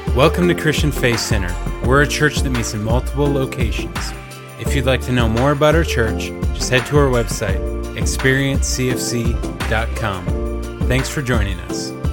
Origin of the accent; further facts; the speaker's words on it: Richmond, Virginia, United States; I'm from Richmond, Virginia